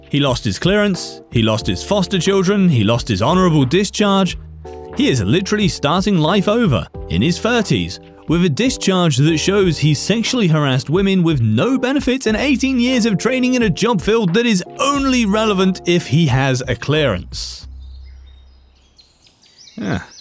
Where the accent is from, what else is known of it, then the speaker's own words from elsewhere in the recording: India; I'm from India, and girls are still afraid to tell others about being harassed because of shame and society.